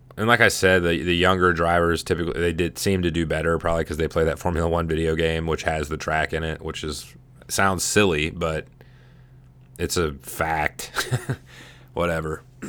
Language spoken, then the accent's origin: English; United States; I'm an American